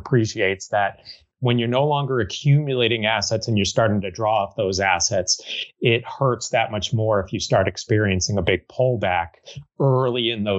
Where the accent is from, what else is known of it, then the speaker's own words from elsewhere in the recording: Merrimack, New Hampshire, United States; moved away as an adult; also born or lived in Chicago / Massachusetts; I happened to be in Merrimack, New Hampshire, which is my hometown.